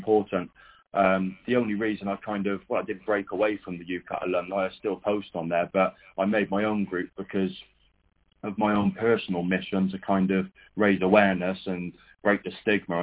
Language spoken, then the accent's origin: English; Cheltenham, South West England, United Kingdom; he said, where do you come from? I said, Cheltenham